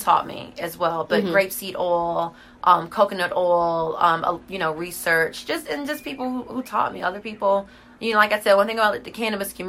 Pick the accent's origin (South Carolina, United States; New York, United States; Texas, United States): South Carolina, United States; Greenville; I'm from Greenville, South Carolina